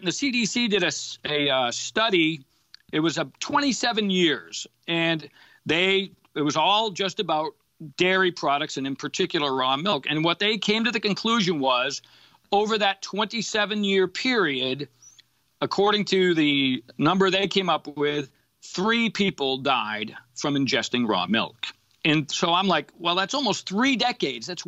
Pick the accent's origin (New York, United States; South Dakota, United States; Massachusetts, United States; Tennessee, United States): Massachusetts, United States; I grew up in Massachusetts